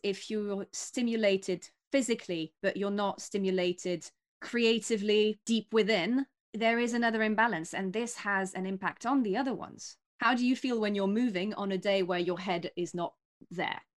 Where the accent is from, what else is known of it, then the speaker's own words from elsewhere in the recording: near Paris, Île-de-France, France; now in London, United Kingdom; my hometown is right next to Paris